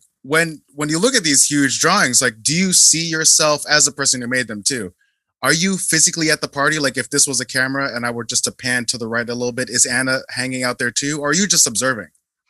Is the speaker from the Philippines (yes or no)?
yes; Philippines; And also, I'm Filipino and you're South Korean, but I think there's a very uniquely Asian approach to excellence.